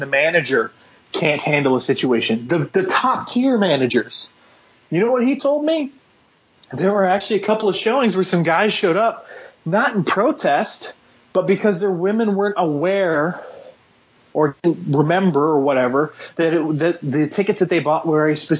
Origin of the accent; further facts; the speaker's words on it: Austin, Texas, United States; I'm from Austin, born and raised here